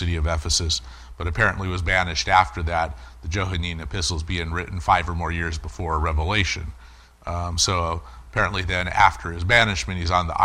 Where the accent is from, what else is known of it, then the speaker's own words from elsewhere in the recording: United States; as American Christians